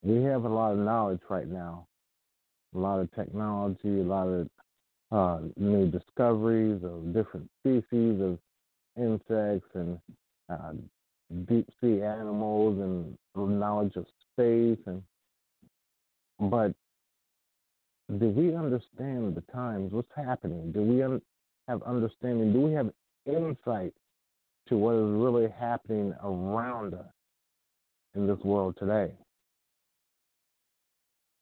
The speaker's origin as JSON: {"language": "English", "country": "United States", "said": "as an American"}